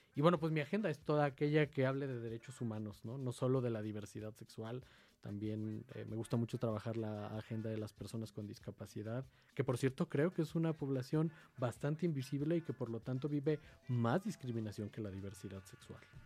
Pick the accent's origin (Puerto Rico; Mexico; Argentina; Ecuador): Mexico; Mexico City; soy de aquí, de la Ciudad de México, soy originario de la alcaldía Gustavo Amadero